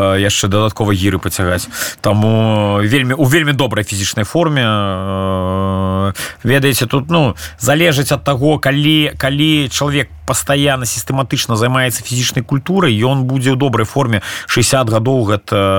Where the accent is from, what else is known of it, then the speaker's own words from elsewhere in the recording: Belarus; moved away as an adult; мы беларусы